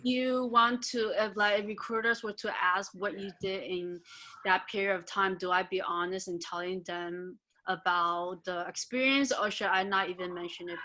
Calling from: New York, United States; calling from New York

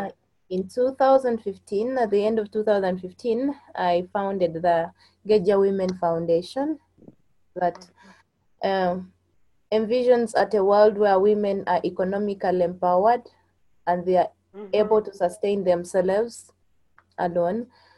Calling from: Central Region, Uganda; I'm live from Uganda, 50 kilometers from Kampala.

